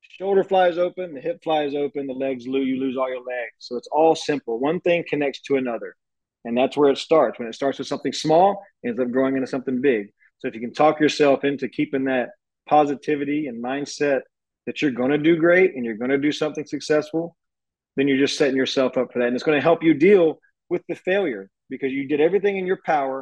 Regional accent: Georgia, United States; moved away as an adult; now in Houston, United States; I'm from Georgia

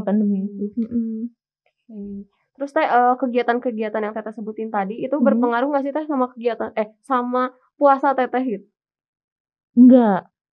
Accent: Sumedang, West Java, Indonesia; moved away as an adult; now in Bandung, Indonesia; asal aku dari Kota Sumedang

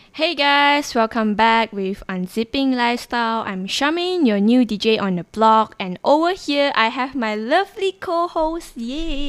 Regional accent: Sabah, Malaysia; moved away as an adult; I'm actually from Sabah and I came all the way here just to study

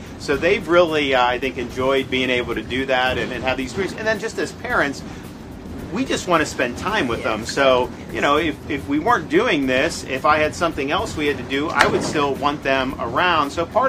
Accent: Florida, United States; My mom is from Youngstown, Ohio. So growing up in Florida, we did visit the family there, when I was a kid.

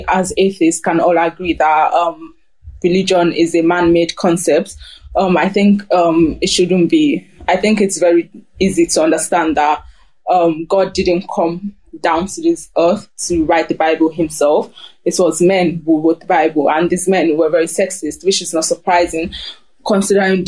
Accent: Germany; I grew up in Germany

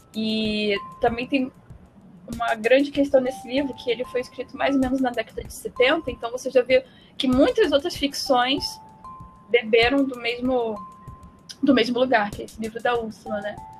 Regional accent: Brazil; Enquanto brasileiro aqui

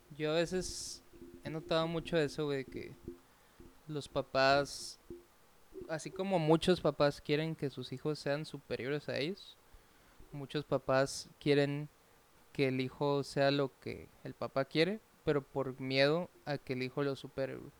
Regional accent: Cananea, Sonora, Mexico; En Cananea, se está de donde yo soy oriundo

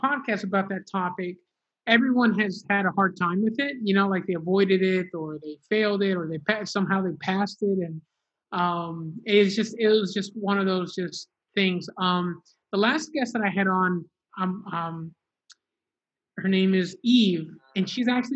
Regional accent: Miami, Florida, United States; I grew up in Miami

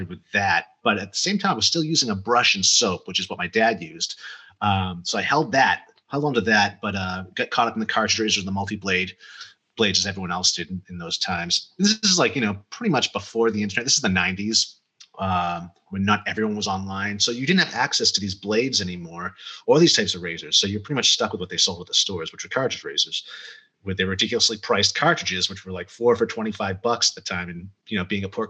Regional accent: Cape Cod, Massachusetts, United States; moved away as an adult; also born or lived in Amherst, Massachusetts / Central America; now in Arizona, United States; I am from Cape Cod, Massachusetts, originally

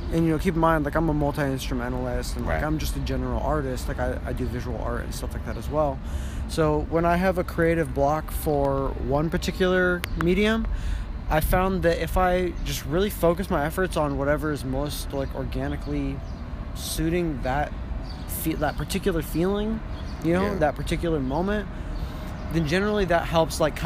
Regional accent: Gilroy, California, United States; moved away; I'm originally from Gilroy, California

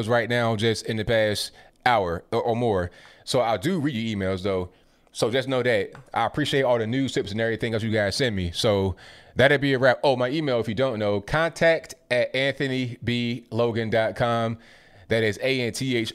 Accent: Virginia, United States; I'm from Virginia

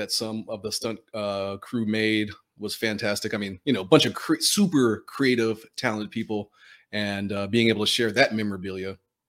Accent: Philadelphia, Pennsylvania, United States; I'm from Philadelphia and swam on the PDR swim team with Jim Ellis.

